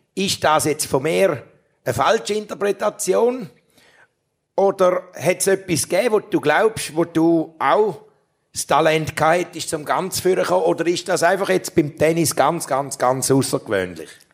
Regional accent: Toggenburg, St. Gallen, Switzerland; aus meiner Heimat, aus dem Toggenburg

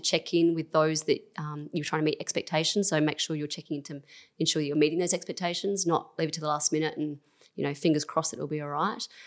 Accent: Christies Beach, South Australia, Australia; growing up in Christie's

